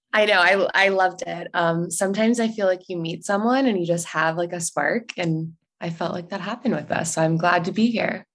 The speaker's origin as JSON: {"language": "English", "region": "North Carolina", "country": "United States", "tie": "born or raised there", "also_born_or_lived": "Italy", "moved": "as an adult", "lives_now": "San Francisco, United States", "said": "I grew up in the South, in North Carolina."}